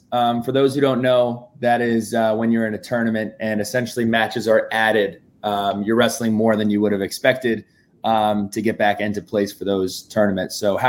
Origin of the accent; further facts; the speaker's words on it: Westwood, New Jersey, United States; We grew up together in Westwood, New Jersey.